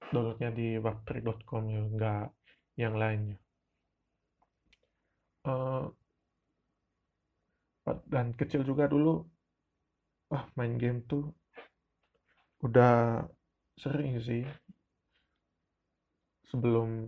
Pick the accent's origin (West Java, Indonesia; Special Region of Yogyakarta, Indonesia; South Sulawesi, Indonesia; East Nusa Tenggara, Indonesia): East Nusa Tenggara, Indonesia; Ruteng; first language Manggarai; Indonesian is a second language; Sebenarnya kata Lejong Sama ini berasal dari bahasa daerah saya, yaitu Manggerai Ruteng, yang artinya itu...